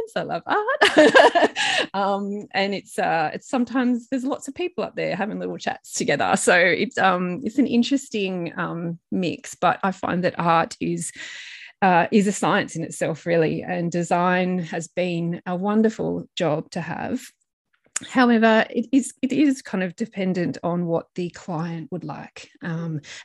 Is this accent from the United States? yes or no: no; Blue Mountains, New South Wales, Australia; a little girl growing up in the Blue Mountains of New South Wales